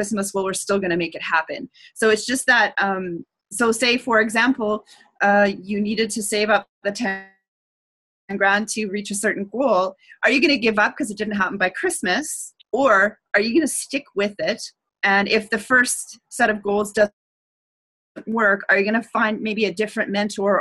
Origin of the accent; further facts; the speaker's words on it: Canada; I'm Canadian